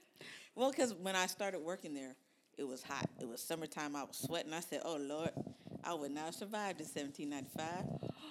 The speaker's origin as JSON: {"language": "English", "town": "Columbus", "region": "Ohio", "country": "United States", "tie": "born or raised there", "moved": "as an adult", "lives_now": "Phoenix, United States", "said": "I'm from Columbus, Ohio."}